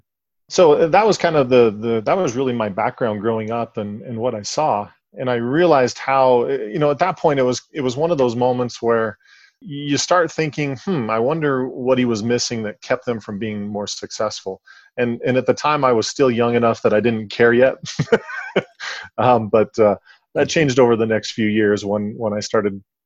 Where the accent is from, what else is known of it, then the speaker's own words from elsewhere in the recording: Salt Lake City, Utah, United States; I grew up in Salt Lake City, Utah